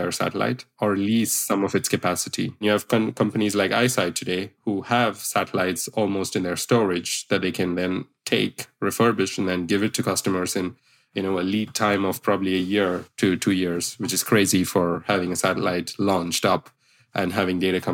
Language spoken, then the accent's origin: English; India; I come from India myself